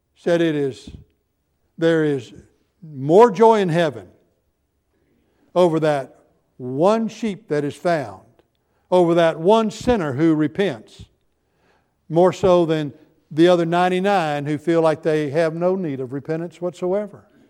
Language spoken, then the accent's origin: English; United States; I was from America